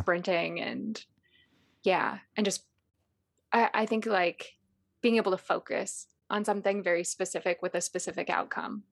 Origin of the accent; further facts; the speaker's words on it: Chicago, Illinois, United States; I grew up in Chicago